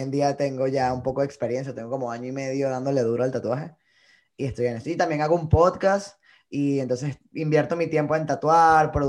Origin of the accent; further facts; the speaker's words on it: Colombia; now in New York, United States; Bueno, hoy en día me encuentro en Nueva York. Eh, tengo ya tres años acá desde que emigré de Colombia.